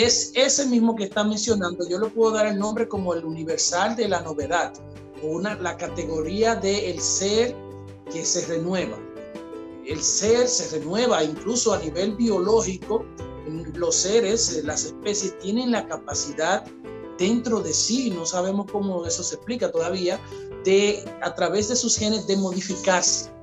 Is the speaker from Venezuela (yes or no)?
no; Dominican Republic; nosotros como dominicanos